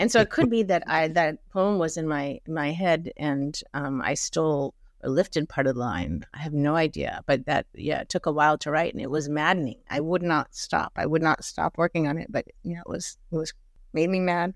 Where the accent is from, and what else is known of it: Mumbai, Maharashtra, India; born or raised there; moved away; also born or lived in Germany